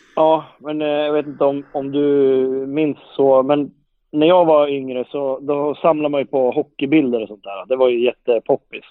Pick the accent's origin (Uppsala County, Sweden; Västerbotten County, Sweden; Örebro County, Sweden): Örebro County, Sweden; Guldsmedshyttan; now in Leksand, Sweden; jag kommer ju från Guldsmedshyttan från början.